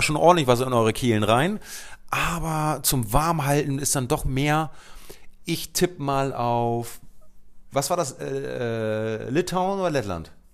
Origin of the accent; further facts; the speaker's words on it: Luxembourg; ich bin äh, in Luxemburg geboren